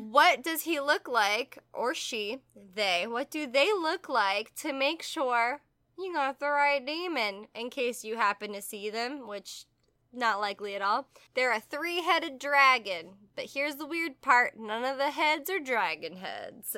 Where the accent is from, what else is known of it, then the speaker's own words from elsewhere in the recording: the South, United States; we're from the South